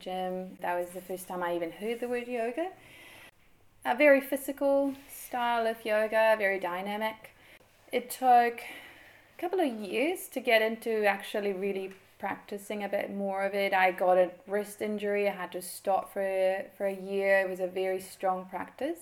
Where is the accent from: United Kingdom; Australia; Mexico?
Mexico; moved away as an adult; now in New Zealand; I am from Mexico. I grew up there.